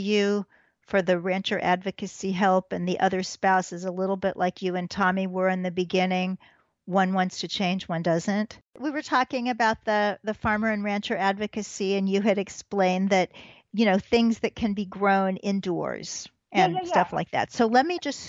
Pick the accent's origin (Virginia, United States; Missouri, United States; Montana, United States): Missouri, United States; I grew up in Missouri